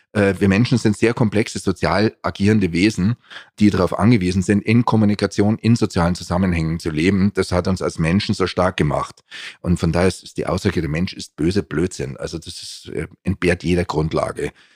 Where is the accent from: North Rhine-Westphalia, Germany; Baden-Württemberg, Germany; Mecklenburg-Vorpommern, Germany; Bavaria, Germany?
Bavaria, Germany; Munich; bin in München geboren und aufgewachsen